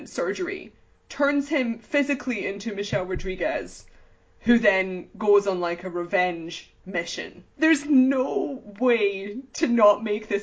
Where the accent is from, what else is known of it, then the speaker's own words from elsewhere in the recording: United Kingdom; as a British person